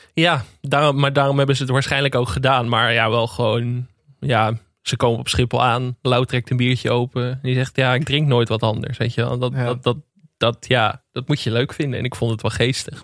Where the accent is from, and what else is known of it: Netherlands